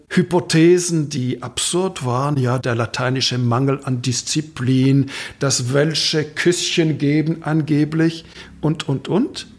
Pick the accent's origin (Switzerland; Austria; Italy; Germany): Switzerland; Romandy; first language French; German is a second language; Da spricht der gebürtige Roman